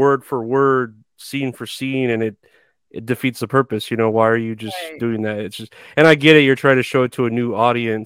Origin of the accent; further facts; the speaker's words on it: Texas, United States; I'm from Texas